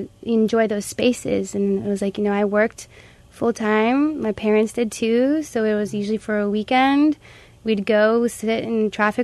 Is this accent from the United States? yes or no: yes; Southern California, United States; now in Humboldt, United States; I'm from Southern California as well, and moving up to Humboldt